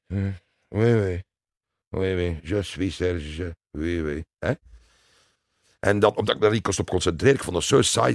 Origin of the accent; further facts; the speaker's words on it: Leuven, Flanders, Belgium; Ik ben geboren in Leuven